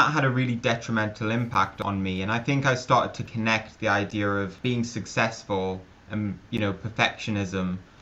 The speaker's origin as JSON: {"language": "English", "town": "Newcastle upon Tyne", "region": "North East England", "country": "United Kingdom", "tie": "born or raised there", "said": "I was a pretty normal kid growing up in the northeast of England. I loved football, which it seems that you can't not love football if you grow up in Newcastle"}